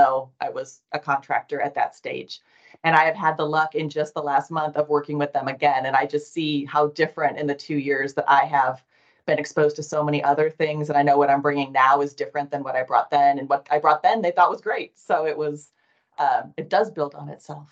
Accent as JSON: {"language": "English", "region": "Nebraska", "country": "United States", "also_born_or_lived": "Chicago area", "moved": "yes", "lives_now": "Texas, United States", "said": "Yes, I am originally from Nebraska, and I am someone who returns to Nebraska regularly"}